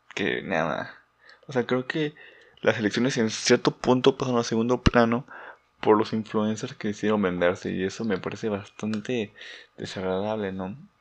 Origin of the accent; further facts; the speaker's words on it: Mexico; no soy muy conocido en mi país